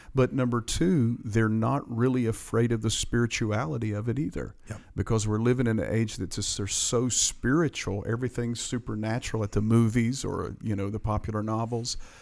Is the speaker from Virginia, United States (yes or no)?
yes; Appalachian Mountains of Virginia, United States; accent: mountain slang; I'm from the Appalachian Mountains of yeah. Virginia, and I got this mountain slang